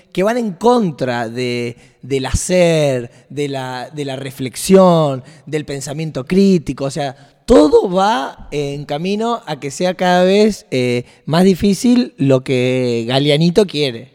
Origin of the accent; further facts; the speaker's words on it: Rosario, Santa Fe, Argentina; como Rosarino